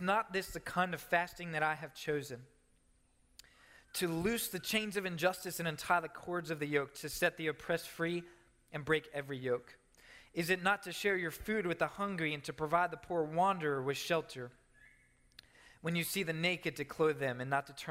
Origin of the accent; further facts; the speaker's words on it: Maryland, United States; my home in Maryland, my hometown in Maryland